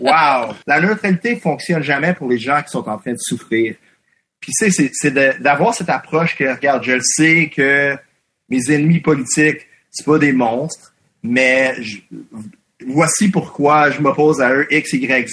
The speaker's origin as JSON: {"language": "French", "region": "Quebec", "country": "Canada", "first_language": "English", "second_language": "French", "said": "je suis anglophone, mais comme je suis québécois. Et mon public anglophone, c'est un public anglophone québécois"}